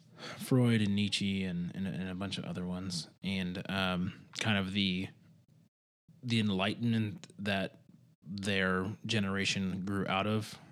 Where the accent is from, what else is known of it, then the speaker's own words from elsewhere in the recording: Michigan, United States; where I grew up in Michigan